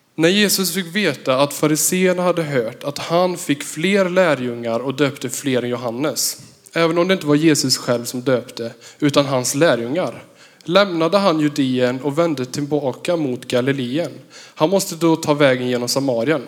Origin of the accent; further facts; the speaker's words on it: Vartofta/Värsås, Västra Götaland, Sweden; jag kommer ifrån Versås. det ligger ehm, 15-17 kilometer mot Jo.